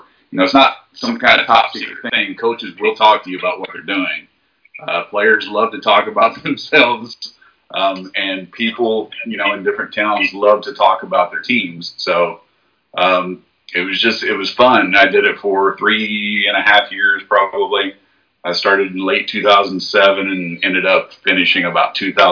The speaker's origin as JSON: {"language": "English", "town": "Crothersville", "region": "Indiana", "country": "United States", "tie": "born or raised there", "said": "I'm originally from Jackson County, a small town called Crothersville High School is where I went to high school at."}